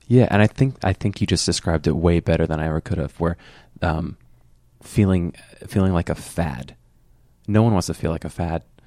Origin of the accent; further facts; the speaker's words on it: Fort Myers, Florida, United States; I grew up in Fort Myers, which is three hours south of Orlando